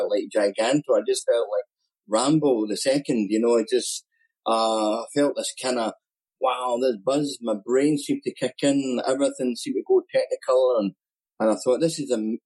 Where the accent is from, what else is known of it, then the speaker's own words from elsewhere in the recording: Scotland, United Kingdom; accent: Scottish; also born or lived in Glasgow, Scotland; my Scottish accent